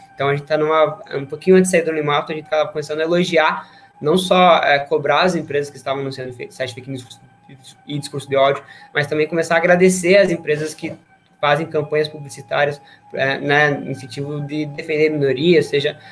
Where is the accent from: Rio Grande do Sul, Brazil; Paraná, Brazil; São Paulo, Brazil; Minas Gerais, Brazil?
Paraná, Brazil; nós somos do Paraná